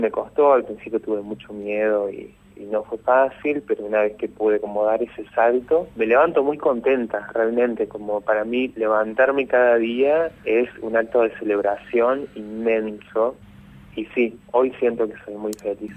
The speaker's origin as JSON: {"language": "Spanish", "town": "San Francisco", "region": "Córdoba", "country": "Argentina", "tie": "born or raised there", "moved": "as an adult", "lives_now": "Córdoba, Argentina", "said": "yo no nací en Córdoba capital, nací en San Francisco, este, a los 18 me vine acá a Córdoba"}